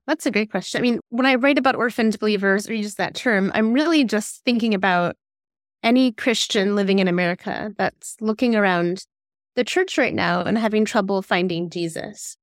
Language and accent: English; Fort Wayne, Indiana, United States; moved away as an adult; now in Seattle, United States; I grew up in Fort Wayne, Indiana, and then moved out to Seattle about twenty years ago.